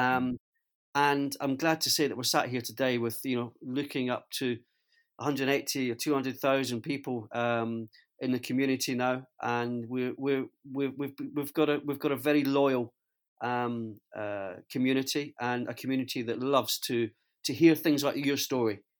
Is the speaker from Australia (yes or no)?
no; Scotland, United Kingdom; as a Scotsman